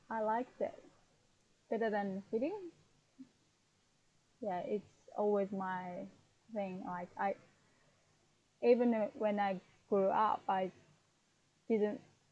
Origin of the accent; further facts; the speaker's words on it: Fukuoka, Japan; English is a second language; now in Saitama, Japan; I was born in Fukuoka, which is down south part of in Japan, part of Japan